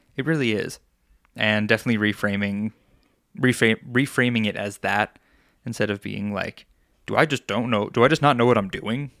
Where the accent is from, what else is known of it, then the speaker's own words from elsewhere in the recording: Long Island, New York, United States; now in Colorado, United States; I grew up on Long Island